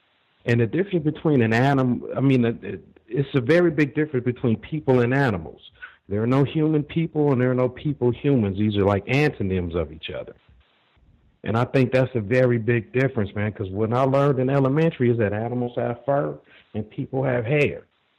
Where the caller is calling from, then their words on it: Los Angeles, California, United States; I'm calling from Los Angeles, and I don't know if you're still having us classify ourselves, but I'm non-white.